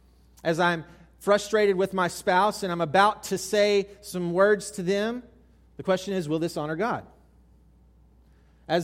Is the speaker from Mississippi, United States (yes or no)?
yes; South Mississippi, United States; I grew up in South Mississippi